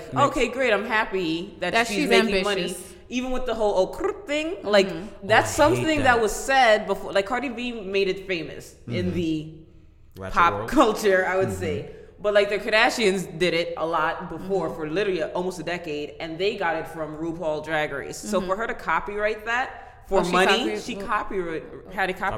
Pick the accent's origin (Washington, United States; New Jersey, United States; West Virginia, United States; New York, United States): New York, United States; we're from New York